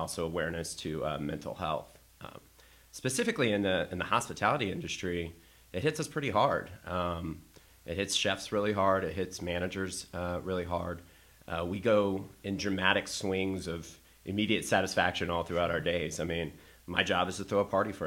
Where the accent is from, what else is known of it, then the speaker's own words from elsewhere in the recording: the South, United States; now in Chicago, United States; I'm from the South as well